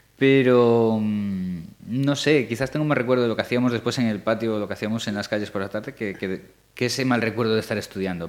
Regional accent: Galicia, Spain; nosotros ya somos gallegos de, cuatro generaciones o cinco

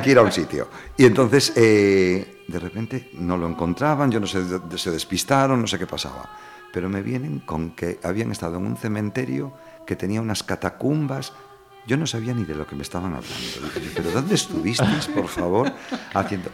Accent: Vilanova de Arousa, Galicia, Spain; me acuerdo de pequeño, te lo juro, en Vilanova de Arousa

